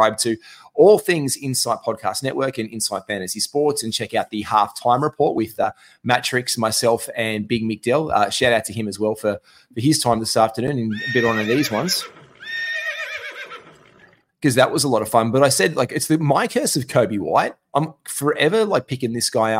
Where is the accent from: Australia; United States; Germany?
Australia; I grew up, like, we grew up here in Australia